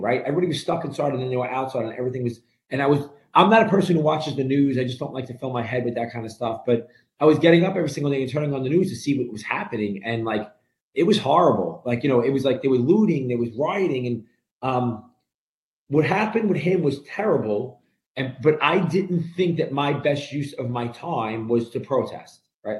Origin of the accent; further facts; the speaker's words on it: New York City, New York, United States; moved away as an adult; now in New Jersey, United States; grew up in a, a an Italian Brooklyn neighborhood